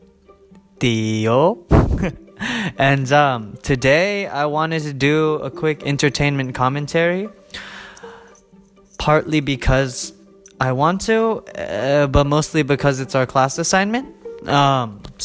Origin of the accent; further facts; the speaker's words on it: United States; I'm Asian American.